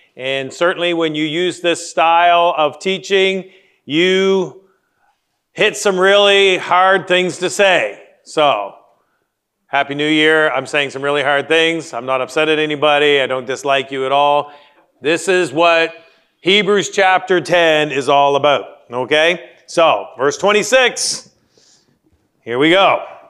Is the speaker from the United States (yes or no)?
no; Canada; moved away; I grew up in the Great White North